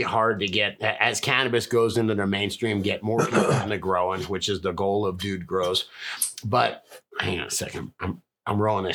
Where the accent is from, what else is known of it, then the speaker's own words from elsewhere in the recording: Florida, United States; moved away; I'm from Florida